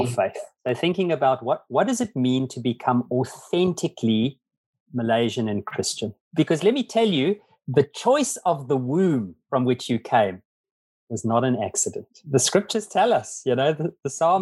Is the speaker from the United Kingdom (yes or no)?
no; Zimbabwe; now in South Africa; I was born actually in Zimbabwe, not in South Africa.